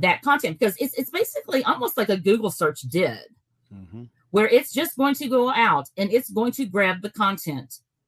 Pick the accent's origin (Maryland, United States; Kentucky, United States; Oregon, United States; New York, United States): Kentucky, United States; we're from Kentucky